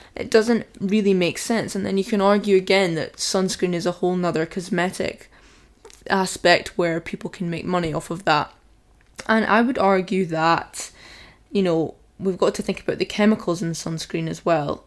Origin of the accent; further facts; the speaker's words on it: Scotland, United Kingdom; I've got quite a dark skin tone for being Scottish